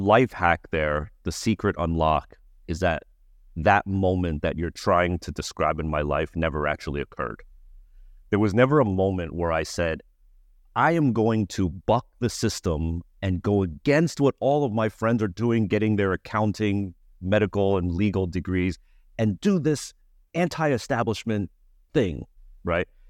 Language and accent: English; United States; I'm Asian American